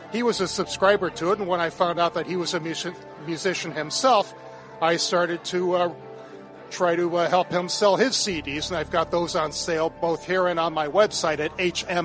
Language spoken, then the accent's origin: English; Chicago, Illinois, United States; I grew up in the western suburbs of Chicago.